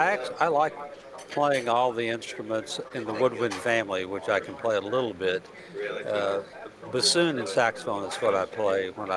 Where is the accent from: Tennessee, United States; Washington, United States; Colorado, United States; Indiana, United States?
Tennessee, United States; Waverly; also born or lived in Royal Oak, Michigan; Well, I'm originally from Royal Oak, Michigan, which is a suburb of Detroit. But moved down here very young. I was in the third grade, and so we moved to Humphreys County, Waverly, New Johnsonville.